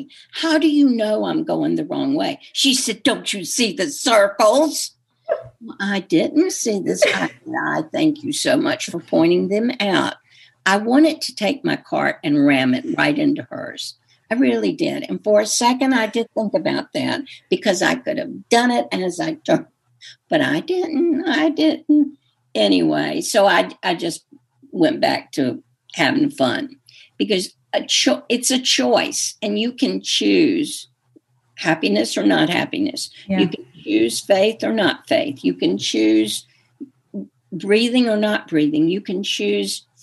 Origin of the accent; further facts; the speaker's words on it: the South, United States; I'm from the South